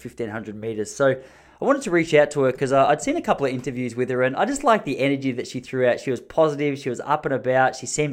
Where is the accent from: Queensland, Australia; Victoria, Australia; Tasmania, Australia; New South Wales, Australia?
Victoria, Australia; Gippsland; I'm from a place in Victoria in Australia called Gippsland, which is sort of country Victoria.